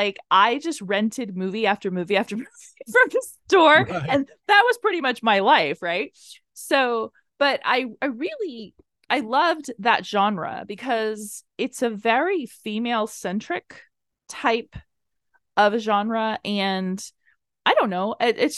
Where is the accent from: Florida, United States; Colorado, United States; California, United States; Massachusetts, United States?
Florida, United States; Tampa; Like the neighborhood that I grew up in South Tampa is very affluent